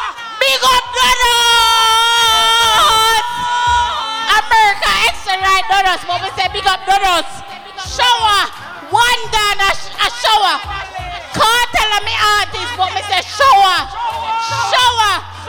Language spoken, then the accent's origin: English; Spanish Town, Saint Catherine, Jamaica; Big up Jamaica. Straight. But I'm from Spanish Town. St. Catherine.